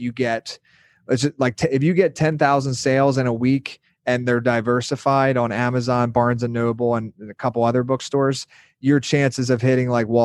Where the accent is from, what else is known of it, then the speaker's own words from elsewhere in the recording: Pennsylvania, United States; moved away as an adult; now in Miami, United States; from a small town in Pennsylvania, like an hour north of Philadelphia